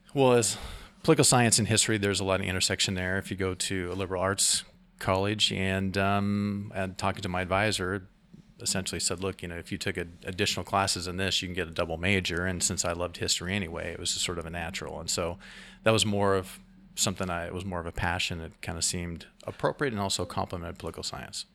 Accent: Salem, Oregon, United States; now in Astoria, United States; I come from Marion County. I was born in Salem, Oregon, so I'm an Oregonian

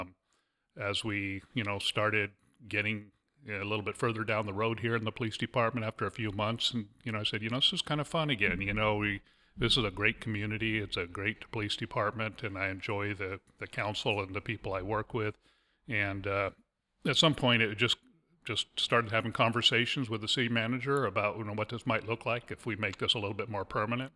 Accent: Fullerton, California, United States; moved away; I was actually born and raised in Fullerton, California

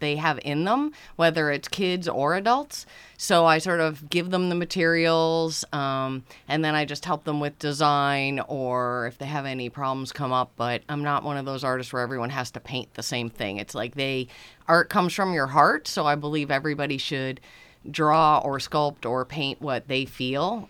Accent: Easton, Connecticut, United States; now in West Cape May, United States; I grew up in Easton, Connecticut, roaming the woods

